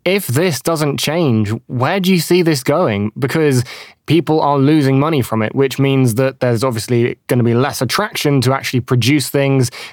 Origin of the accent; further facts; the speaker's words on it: United Kingdom; I'm British.